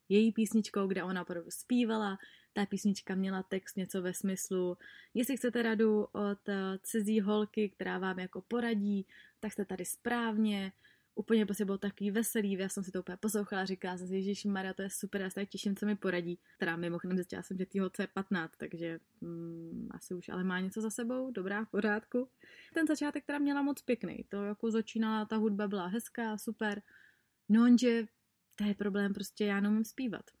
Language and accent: Czech; Czechia; u nás v Čechách